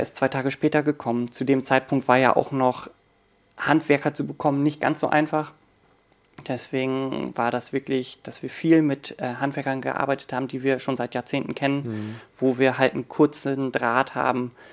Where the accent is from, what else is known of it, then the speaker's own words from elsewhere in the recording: Oldenburg, Lower Saxony, Germany; moved away as an adult; also born or lived in Hanover / Hamburg; ich bin natürlich im Betrieb groß geworden. Wir haben über der Firma auch gewohnt